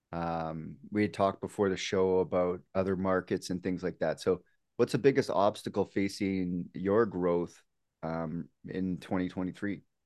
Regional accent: Canada; I'm from Canada, you know, Dave, we're, we're from Canada here

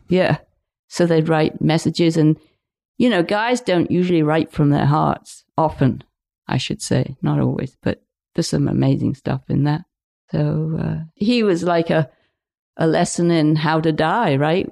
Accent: Lincolnshire, East Midlands, United Kingdom; now in Pender Island, Canada; where we were in Lincolnshire, it's totally flat

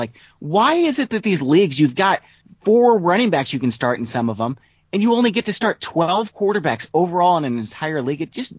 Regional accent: St. Louis, Missouri, United States; I'm from St. Louis, so I was, believe it or not, a Rams fan.

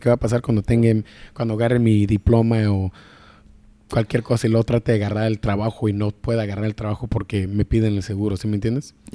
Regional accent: Sacramento, California, United States; also born or lived in Guadalajara, Jalisco, Mexico / Michoacán, Mexico; llegué aquí a Sacramento a los 11 meses o la verdad yo me crié, la verdad yo soy de aquí

